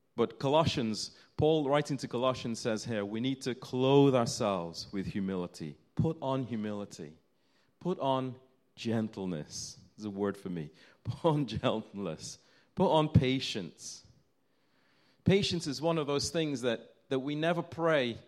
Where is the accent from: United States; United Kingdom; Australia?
United Kingdom; as British people.